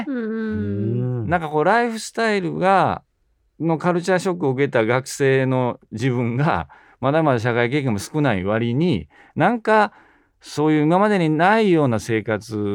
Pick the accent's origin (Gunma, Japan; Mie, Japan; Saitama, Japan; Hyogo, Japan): Mie, Japan; Yokkaichi; 私はあの三重県亀山市の亀山ろうそくの近くの三重県の四日市っていうところが出身なんですね。